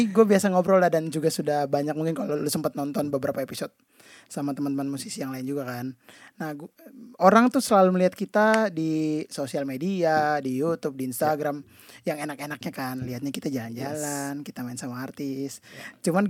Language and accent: Indonesian; Kalimantan, Indonesia; dulu gue tuh keyboardis dan gue dari Kalimantan juga